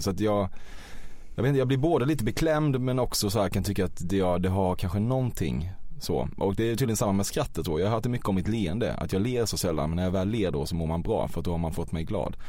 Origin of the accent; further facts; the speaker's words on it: Väckelsång, Kronoberg County, Sweden; moved away; jag är ju inte från Växjö utan från ett samhälle utanför som heter Väckelsång